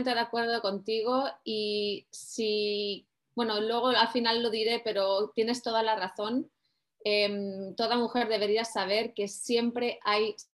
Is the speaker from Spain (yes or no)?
yes; Mediterranean, Spain; also born or lived in Tarragona / Barcelona / Valencia; Me mudé varias veces, pero crecí, nací crecí en el Mediterráneo, en España, entre Tarragona, Barcelona, Valencia, un saludo para los que nos estén viendo desde allí.